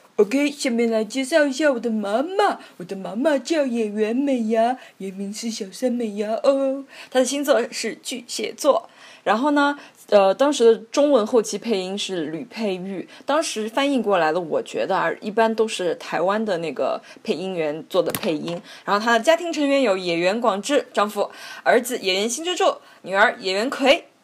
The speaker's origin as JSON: {"language": "Chinese", "country": "China", "first_language": "Chinese", "said": "我们中国人传统上很难接受肮脏美"}